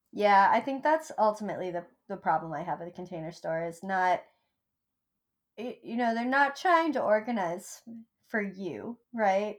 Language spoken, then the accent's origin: English; Vermont, United States; now in New York, United States; I grew up in Vermont where you never had to wait in line for anything.